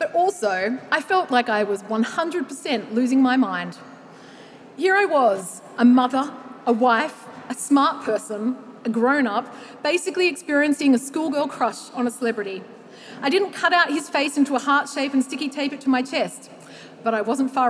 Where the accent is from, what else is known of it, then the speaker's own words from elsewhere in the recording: Australia; as an Australian woman aged 35 to 44